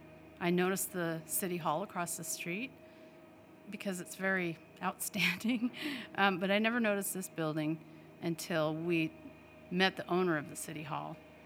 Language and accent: English; Idaho, United States; now in Washington, United States; …'s from Minnesota and I'm from Idaho. So I was born in Idaho.